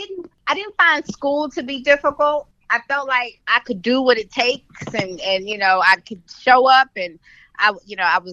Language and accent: English; Houston, Texas, United States; I'm from South Park, Houston, Texas. That's where I grew up